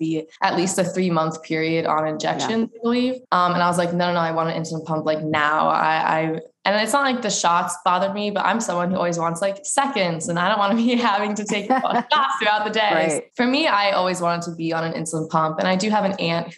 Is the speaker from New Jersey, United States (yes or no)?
yes; Pennington, New Jersey, United States; I am from Pennington, New Jersey